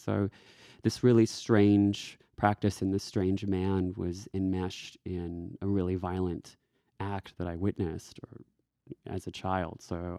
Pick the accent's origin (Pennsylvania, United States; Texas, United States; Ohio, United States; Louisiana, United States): Texas, United States; moved away as an adult; also born or lived in Washington, D.C.; now in Australia; I am from Texas, and I was living in DC at the time.